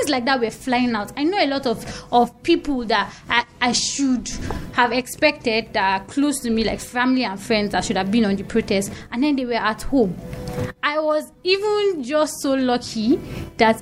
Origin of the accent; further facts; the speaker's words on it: Nigeria; I'm a Nigerian. It's in my blood